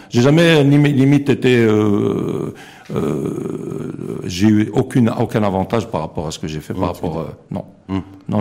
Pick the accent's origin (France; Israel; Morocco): Morocco; on a aussi des valeurs en tant que Marocain